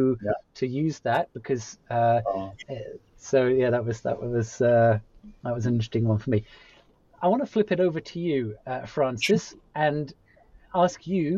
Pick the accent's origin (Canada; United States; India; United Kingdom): United Kingdom; moved away; as a British person, previously working in a large Korean company